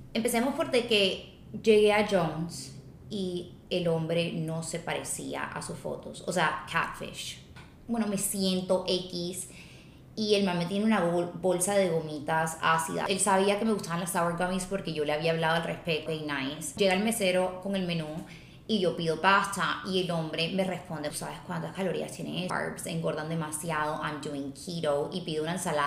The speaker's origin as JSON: {"language": "Spanish", "country": "Colombia", "moved": "as an adult", "lives_now": "Los Angeles, United States", "said": "porque yo soy abogada de Colombia, me mudé a Los Ángeles"}